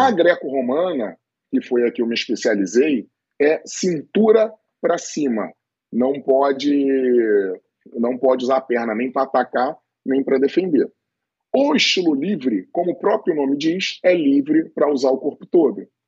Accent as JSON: {"language": "Portuguese", "town": "Niterói", "region": "Rio de Janeiro", "country": "Brazil", "said": "treinando lá em Niterói, eu sou de Niterói"}